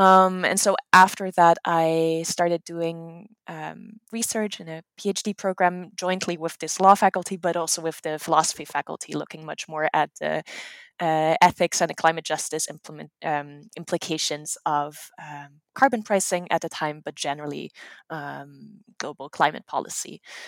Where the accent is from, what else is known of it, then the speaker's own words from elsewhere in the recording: Netherlands; English is a second language; now in United States; I am from the Netherlands. My mom is German-American, so there is a little bit of a family connection to the US.